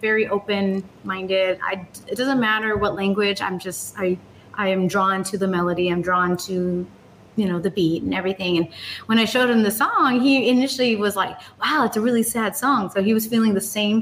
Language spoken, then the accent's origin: English; Southern California, United States; now in Las Vegas, United States; I grew up in Southern California